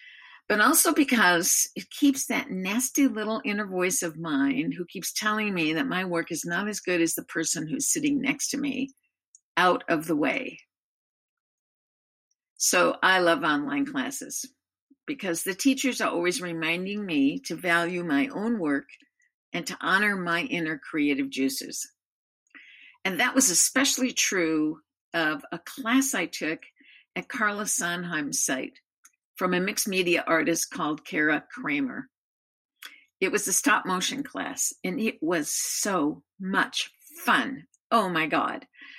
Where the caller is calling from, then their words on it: Albany, Oregon, United States; I live in Albany, Oregon.